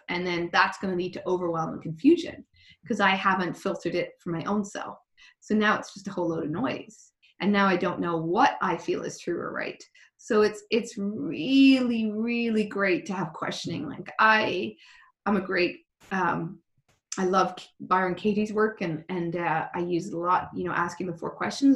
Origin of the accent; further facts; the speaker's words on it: Ireland; being Irish